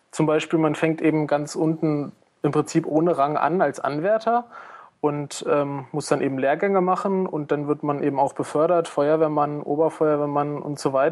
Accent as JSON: {"language": "German", "town": "Einbeck", "region": "Lower Saxony", "country": "Germany", "lives_now": "Ilmenau, Germany", "said": "ursprünglich komme ich aus Einbeck in der Nähe von Göttingen."}